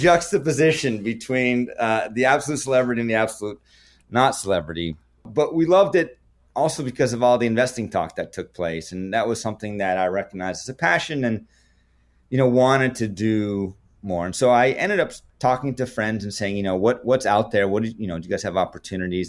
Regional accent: Canada; being Canadian, not having that in high school

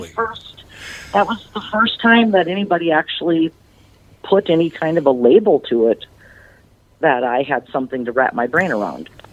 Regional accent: Butterfield, Minnesota, United States; moved away as an adult; now in Sauk Centre, United States

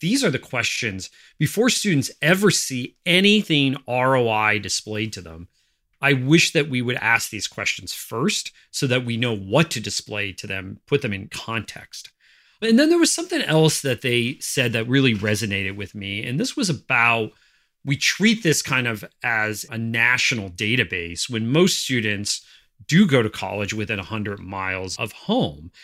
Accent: northeastern Pennsylvania, United States; my hometown in northeastern Pennsylvania

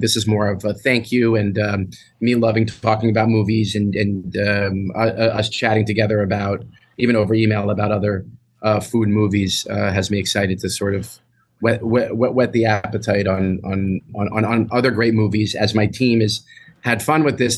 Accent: New York City, New York, United States; I grew up in New York City and used to take the New York City public bus home from school

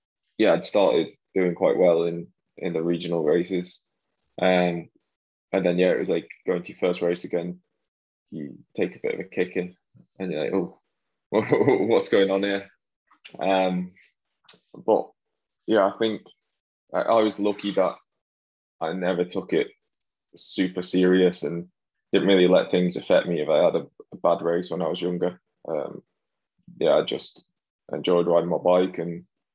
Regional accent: Wigan, North West England, United Kingdom; also born or lived in Wilmslow; where I grew up in Wigan

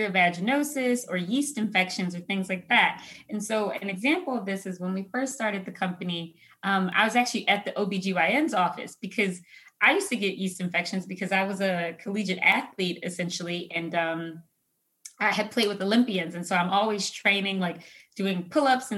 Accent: Philadelphia, Pennsylvania, United States; moved away as an adult; also born or lived in Chicago / Detroit; now in Los Angeles, United States; I grew up in Philadelphia, home of cheesesteaks and hoagies

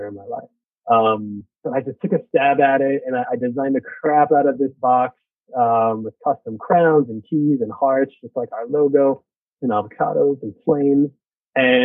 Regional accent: New York City, New York, United States; born or raised there

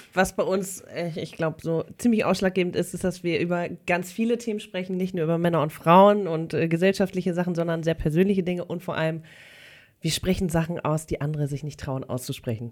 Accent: Hamburg, Germany; Ich komme aus Hamburg

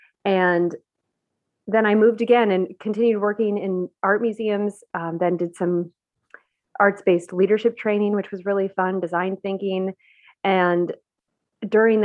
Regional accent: Buffalo, New York, United States; moved away as an adult; also born or lived in Baltimore area; I grew up in Buffalo, New York

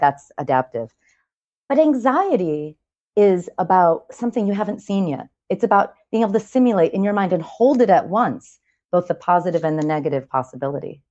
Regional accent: New York, United States; I'm a New Yorker

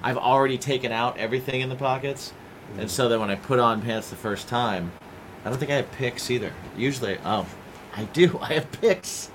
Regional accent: Ohio and Indiana, Midwest, United States; growing up in Ohio and Indiana.

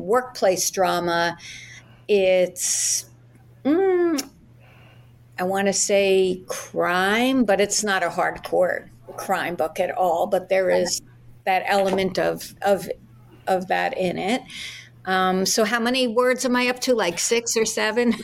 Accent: New York, United States; moved away as an adult; now in Florida, United States; I'm an attorney from New York, which is where I grew up, born and raised Brooklyn

